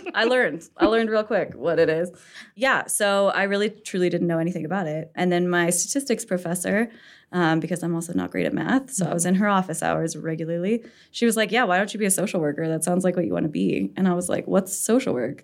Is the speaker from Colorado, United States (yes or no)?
yes; Castle Rock, Colorado, United States; also born or lived in Larkspur, Colorado / Sedalia, Colorado; I've lived in De, like, uh, Colorado my whole life. I grew up in Casa Rock and, like, Larkspur, Sedalia kind of area.